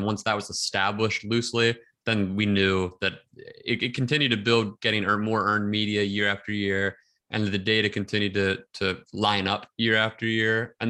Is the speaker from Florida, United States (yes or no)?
no; outside Philadelphia, Pennsylvania, United States; I grew up like right outside Philadelphia.